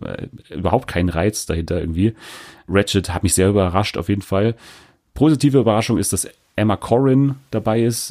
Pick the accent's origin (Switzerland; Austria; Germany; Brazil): Germany; als Deutsche